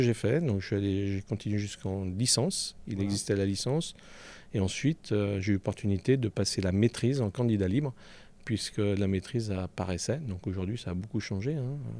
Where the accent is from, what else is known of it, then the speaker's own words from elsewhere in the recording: Panissières, Auvergne-Rhône-Alpes, France; also born or lived in Paris / Évian-les-Bains; now in Chablais, France; mon village natal, qui est la capitale de la cravate aujourd'hui